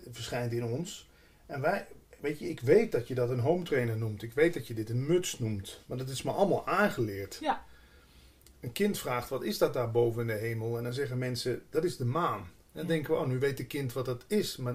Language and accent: Dutch; Limburg, Netherlands; In het begin schaamde ik me zo ook toen ik bij de Landelijke Radio kwam, dat ik uit Limburg kwam. Dat ik maar gewoon zei dat ik uit Brabant kwam.